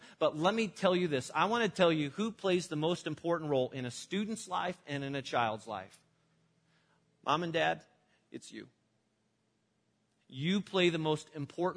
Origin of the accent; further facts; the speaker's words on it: Illinois, United States; my church that I grew up in Illinois